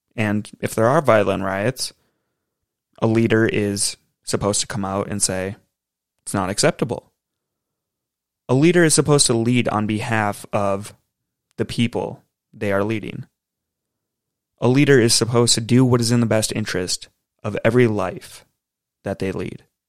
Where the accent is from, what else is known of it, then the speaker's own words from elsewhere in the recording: United States; as an American